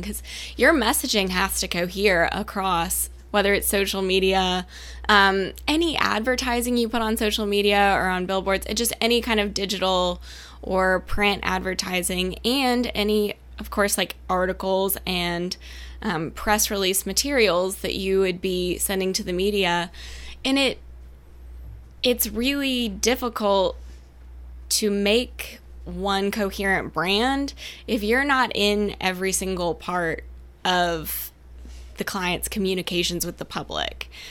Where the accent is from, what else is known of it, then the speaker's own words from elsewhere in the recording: Savannah, Georgia, United States; also born or lived in Edinburgh, Scotland / Norfolk, Virginia; I am born and raised in Savannah